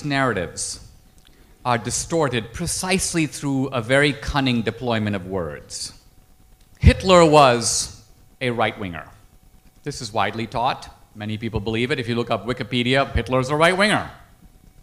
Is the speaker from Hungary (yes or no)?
no; India; now in United States; I grew up in India. I grew up in a neighborhood that's like Slumdog Millionaire.